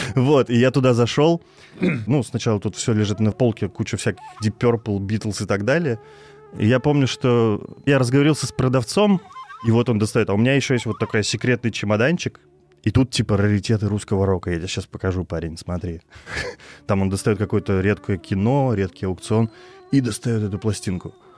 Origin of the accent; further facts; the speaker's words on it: Kirov, Kirov Oblast, Russia; город Киров, мой родной город.